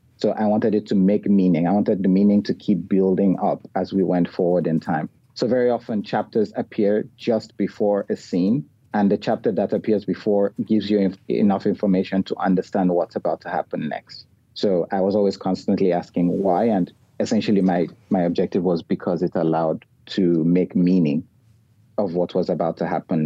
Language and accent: English; Nigeria; moved away as an adult; also born or lived in Kuala Lumpur, Malaysia; now in Australia; as a Nigerian who grew up entirely in Nigeria but has now spent most of his adult life outside